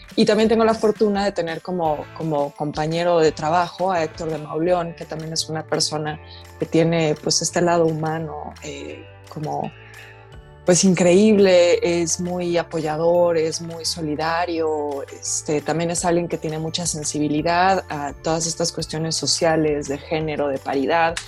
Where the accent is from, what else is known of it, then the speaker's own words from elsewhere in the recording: Mexico; siendo mujer, mujer mexicana